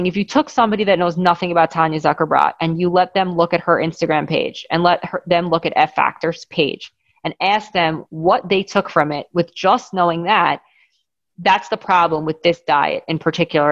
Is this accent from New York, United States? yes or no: yes; Great Neck, New York, United States; growing up in Great Neck, wealthy Jewish town